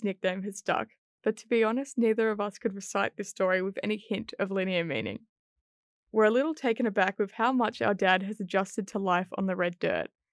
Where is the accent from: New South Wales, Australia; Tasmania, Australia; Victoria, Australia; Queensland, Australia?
New South Wales, Australia; Penrith; now in Sydney, Australia; We are originally from Darug and Gundagara country, the Blue Mountains and Penrith